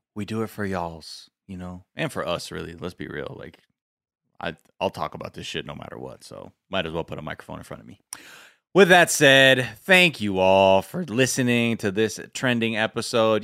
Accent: California, United States; I'm from California.

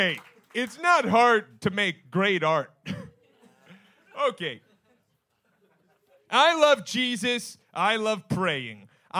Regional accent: Stratford, Connecticut, United States; Thank you. I'm from Stratford, Connecticut.

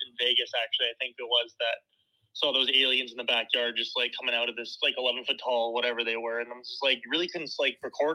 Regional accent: Canada; I'm from Canada

